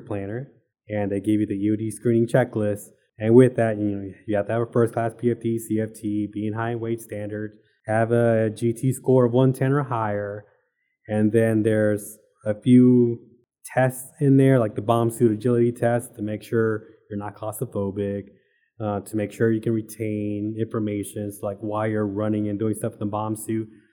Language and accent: English; Arlington, Texas, United States; moved away as an adult; I'm originally from Arlington, Texas